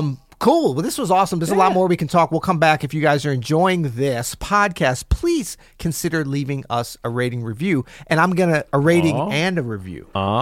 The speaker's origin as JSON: {"language": "English", "region": "Florida", "country": "United States", "tie": "born or raised there", "said": "I'm from Florida, actually. I was born in Florida."}